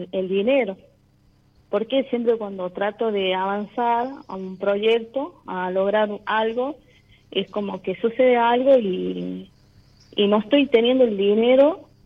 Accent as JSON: {"language": "Spanish", "region": "La Rioja", "country": "Argentina", "said": "Eh, soy de La Rioja, capital."}